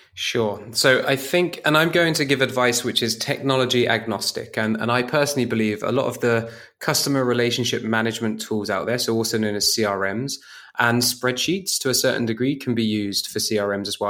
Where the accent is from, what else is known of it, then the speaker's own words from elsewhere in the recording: United Kingdom; moved away; as a Brit abroad